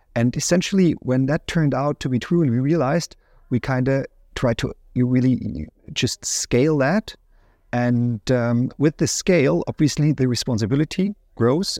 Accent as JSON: {"language": "English", "area": "near Ansbach", "region": "Bavaria", "country": "Germany", "tie": "born or raised there", "also_born_or_lived": "United States", "moved": "as an adult", "lives_now": "Munich, Germany", "said": "in Ansbach was the University of Applied Science I studied first at. Um, the reason I choose that, which is close to my hometown"}